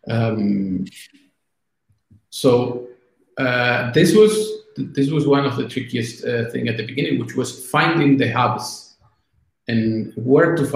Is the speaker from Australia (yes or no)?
no; Argentina; English is a second language; now in Italy; when I came from Argentina to Italy.